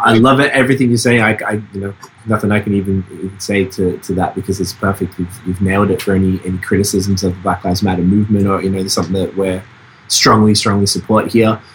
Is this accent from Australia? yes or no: yes; Melbourne, Victoria, Australia; now in Montreal, Canada; I'm from Melbourne, Australia